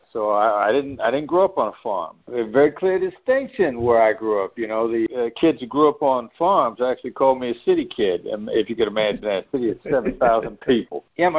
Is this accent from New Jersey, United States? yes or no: no; Iowa, United States; also born or lived in New York; You know, I know my voice doesn't sound like it because of the time that I spent in New York, but I'm originally from a small town in Iowa. I'm a small town Midwestern guy